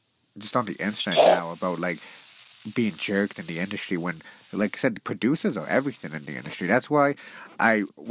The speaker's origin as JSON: {"language": "English", "country": "Canada", "said": "I'm from Canada"}